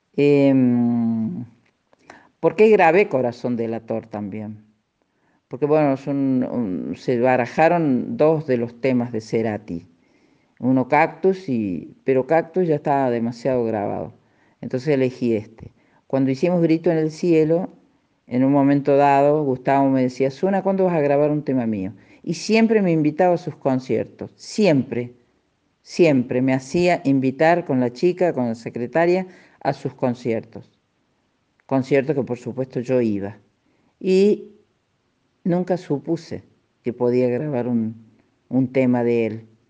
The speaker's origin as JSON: {"language": "Spanish", "town": "Villa Tulumba", "region": "Córdoba", "country": "Argentina", "tie": "born or raised there", "also_born_or_lived": "Buenos Aires", "moved": "yes", "said": "este paisaje que me vio nacer y yo disfruté mucho en él"}